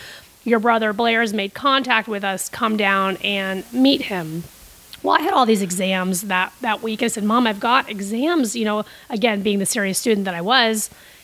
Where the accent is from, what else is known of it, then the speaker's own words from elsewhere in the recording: Costa Rica; Well, my big brother, who I grew up with in Costa Rica, he actually died.